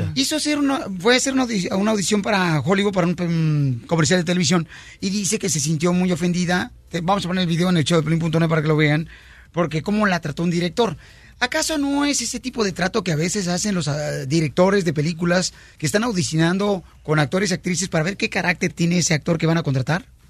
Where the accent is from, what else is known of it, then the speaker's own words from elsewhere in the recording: Mexico; now in United States; somos mexicanos